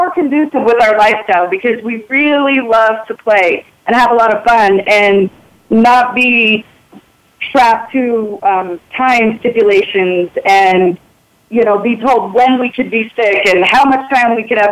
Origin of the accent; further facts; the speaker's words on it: Utah, United States; also born or lived in New York; I'm from Utah